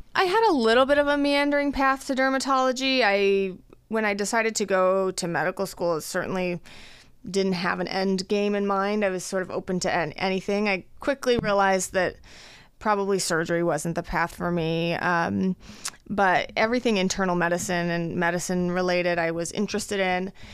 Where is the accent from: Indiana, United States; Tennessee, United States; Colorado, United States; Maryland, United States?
Colorado, United States; Fort Collins; moved away as an adult; also born or lived in Los Angeles, California / Boston, Massachusetts; now in Omaha, United States; I am originally from Colorado, born and raised in Fort Collins, Colorado.